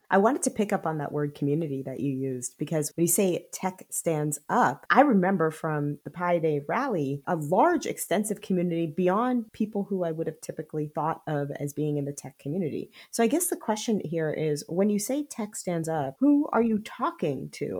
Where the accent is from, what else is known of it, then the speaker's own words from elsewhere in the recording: Silicon Valley, California, United States; I am from Silicon Valley